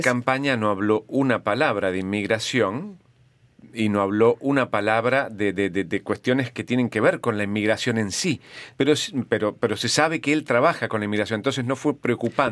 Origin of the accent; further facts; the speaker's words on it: Argentina; now in Canada; nosotros somos argentinos